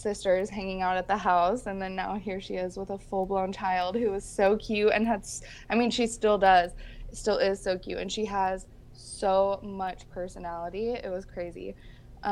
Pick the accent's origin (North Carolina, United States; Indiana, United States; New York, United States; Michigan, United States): Michigan, United States; Grand Rapids; moved away; Meijer's started right in my hometown. My sister actually worked at Meijer's in high school